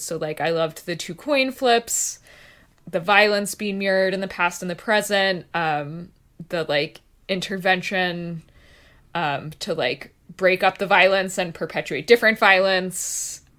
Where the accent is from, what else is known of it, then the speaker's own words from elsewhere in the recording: Texas, United States; being a Texan